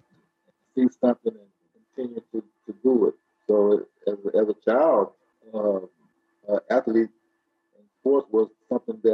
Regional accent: Memphis, Tennessee, United States; stay in my hometown amongst my family and friends

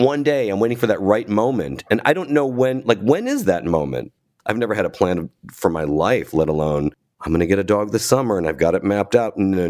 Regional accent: Cleveland, Ohio, United States; I grew up in Cleveland. We're both Ohio boys.

